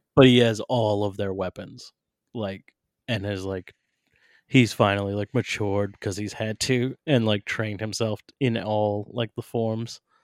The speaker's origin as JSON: {"language": "English", "region": "New Hampshire", "country": "United States", "tie": "born or raised there", "said": "my home state of New Hampshire"}